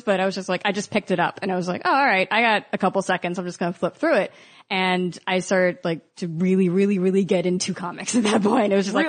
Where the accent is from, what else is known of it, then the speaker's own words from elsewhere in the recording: Baltimore, Maryland, United States; Where'd you grow up? Baltimore.